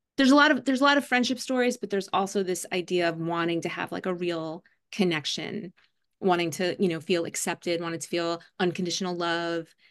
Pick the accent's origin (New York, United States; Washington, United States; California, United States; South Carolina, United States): New York, United States; New York City; now in Brooklyn, New York, United States; I grew up in Staten Island, New York